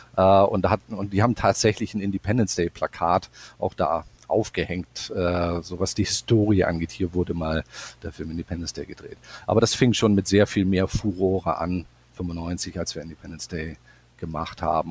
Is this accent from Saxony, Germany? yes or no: no; Bremerhaven, Bremen, Germany; moved away as an adult; also born or lived in Stuttgart / Los Angeles; bei uns in meiner Heimatstadt Bremerhaven